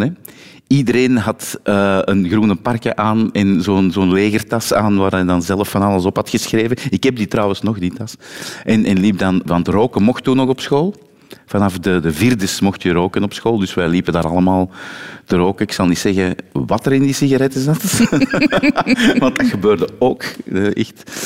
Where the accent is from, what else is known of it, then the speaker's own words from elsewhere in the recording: Turnhout, Flanders, Belgium; Ik, ik ben van Turnhout, maar net tegen de grens van Oosthoven aan.